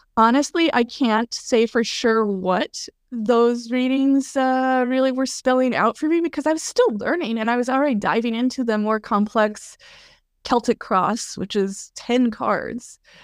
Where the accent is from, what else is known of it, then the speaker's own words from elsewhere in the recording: Colorado, United States; also born or lived in Kentucky; now in New Jersey, United States; I grew up in Colorado, beautiful place, um, slowly kind of gravitated eastward, uh, lived in Kentucky for a bit, and now I'm in New Jersey